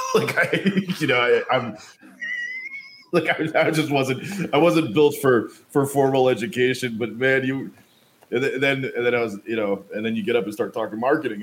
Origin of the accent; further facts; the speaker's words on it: United States; also born or lived in New York / New Jersey; I, I grew up on the East Coast